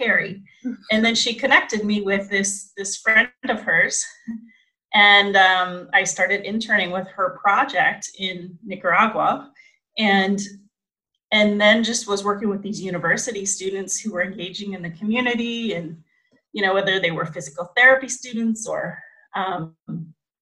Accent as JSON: {"language": "English", "town": "Fremont", "region": "Ohio", "country": "United States", "moved": "yes", "said": "I'm originally from Fremont, Ohio, in the U.S."}